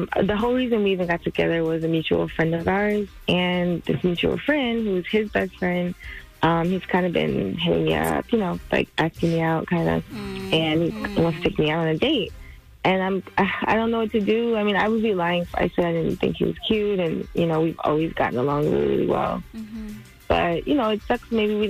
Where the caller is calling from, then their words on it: Baltimore, Maryland, United States; I'm calling from Baltimore